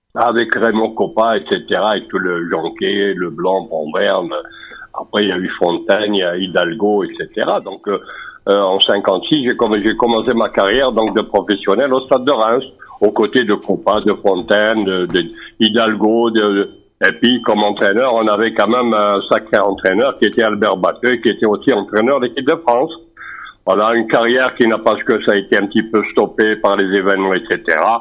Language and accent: French; Algeria